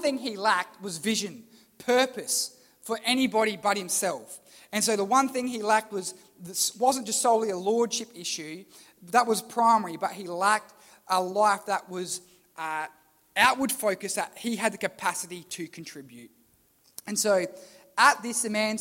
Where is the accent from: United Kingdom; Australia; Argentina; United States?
Australia; Port Lincoln, South Australia; where are you from? Port Lincoln